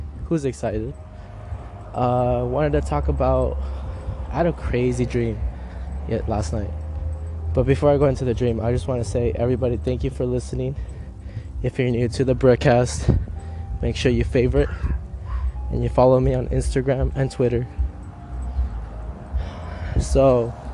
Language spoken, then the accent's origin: English; Los Angeles, California, United States; I'm from Cali, man. I'm from